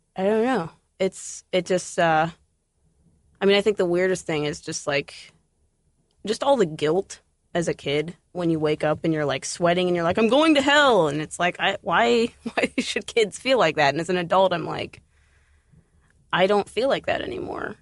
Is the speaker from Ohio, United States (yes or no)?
yes; Columbus, Ohio, United States; I grew up outside of Columbus, um, on a farm. I moved to Columbus when I was fourteen